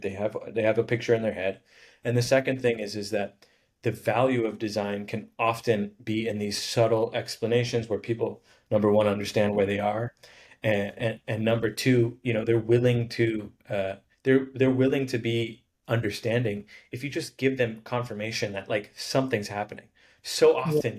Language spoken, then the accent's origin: English; Honolulu, Hawaii, United States; I grew up in Hawaii in uh, Honolulu